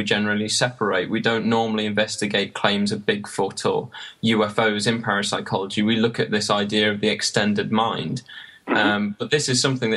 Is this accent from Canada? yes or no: no; Sutton-in-Ashfield, East Midlands, United Kingdom; the library where I grew up in Sutton in Ashfield